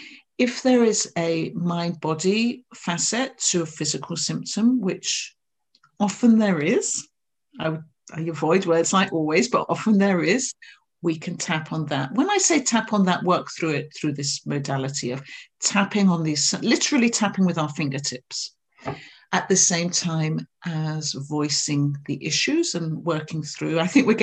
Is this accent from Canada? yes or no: no; England, United Kingdom; now in Scotland; I live in Scotland, so even though I'm English, the och comes out there.